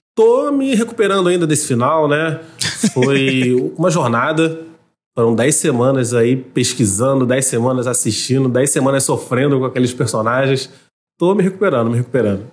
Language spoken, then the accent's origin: Portuguese; Rio de Janeiro, Brazil; accent: carioca; now in São Gonçalo, Brazil; o jeito que eu falo meu nome, mas é o sotaque carioca